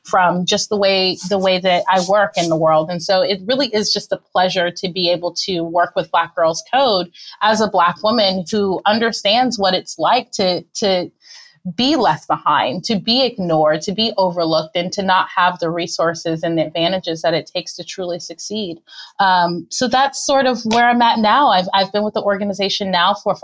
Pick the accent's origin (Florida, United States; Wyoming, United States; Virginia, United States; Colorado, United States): Florida, United States; Miami; I'm actually originally from Miami